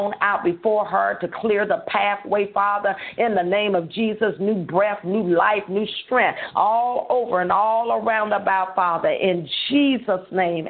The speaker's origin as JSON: {"language": "English", "town": "Holly Grove", "region": "Arkansas", "country": "United States", "tie": "born or raised there", "said": "Holly Grove, Arkansas, which is my hometown"}